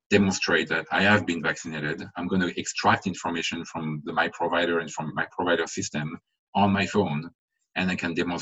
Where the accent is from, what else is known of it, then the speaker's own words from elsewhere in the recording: France; now in United States; I was born in France, I live in the US